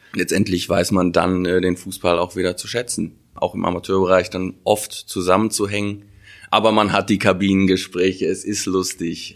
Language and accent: German; Wuppertal, North Rhine-Westphalia, Germany; in Wuppertal geboren